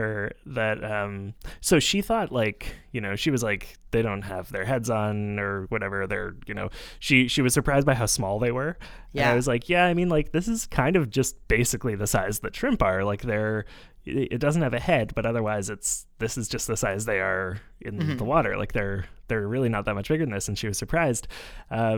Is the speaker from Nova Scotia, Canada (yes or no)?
no; Montreal, Quebec, Canada; I am also from Jojage or Montreal